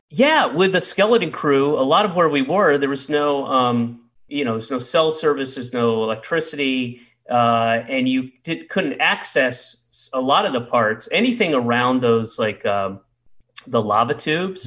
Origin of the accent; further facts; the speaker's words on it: the South, United States; I grew up in the South